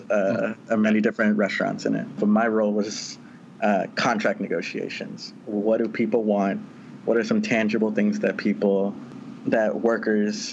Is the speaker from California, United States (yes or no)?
yes; Southern California, United States; I'm originally from Southern California in a mostly farm working community.